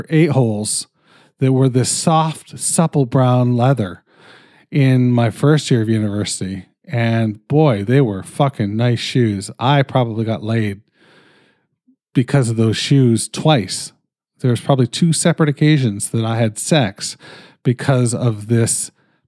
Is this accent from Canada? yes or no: yes; Canada; I'm fucking Canadian